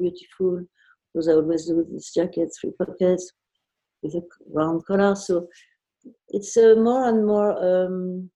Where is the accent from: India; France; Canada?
France; Versailles, Île-de-France; I was raised in Versailles